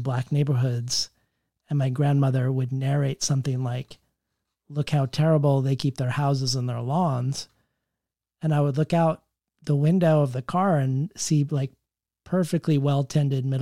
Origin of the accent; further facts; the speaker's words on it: Colorado, United States; I grew up in Colorado.